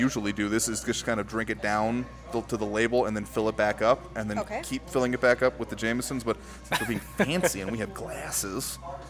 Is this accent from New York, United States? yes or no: no; El Paso, Texas, United States; also born or lived in Washington, D.C. / Illinois; I am from El Paso. Born and raised? School. Raised, not born. I was actually born in Washington, D.C., where my parents were working at the time. I was born at Georgetown University Hospital.